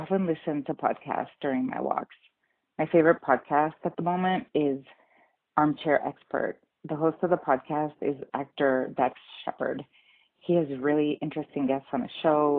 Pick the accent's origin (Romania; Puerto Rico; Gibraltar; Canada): Puerto Rico; Guayama; also born or lived in Northern Arizona; now in Flagstaff, United States; My hometown is Guayama, Puerto Rico